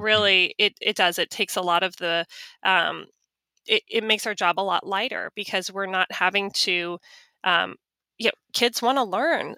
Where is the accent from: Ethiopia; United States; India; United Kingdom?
United States; Charlotte, North Carolina; I worked for a, a large law firm in my hometown, in my town of Charlotte.